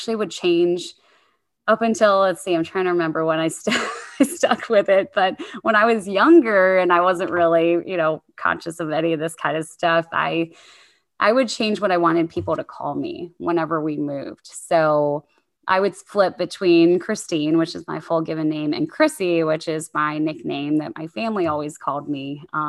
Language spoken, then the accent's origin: English; Virginia, United States; born there; also born or lived in Monterey, California; And so I was born in the Hampton Roads area of Virginia, a lot of military operations around there, and then moved to the West Coast when I was too young to appreciate the beauty of Monterey, California at like 2 years old.